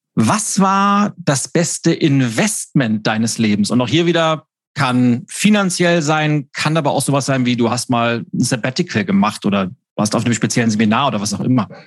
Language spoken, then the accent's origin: German; Lübeck, Schleswig-Holstein, Germany; born or raised there